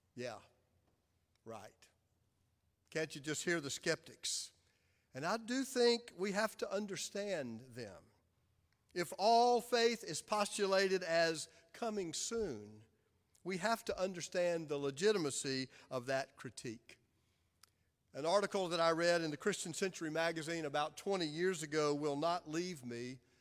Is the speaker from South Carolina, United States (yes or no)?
yes; Clinton, South Carolina, United States; now in Charlotte, United States; Amy and I were raised in Clinton, South Carolina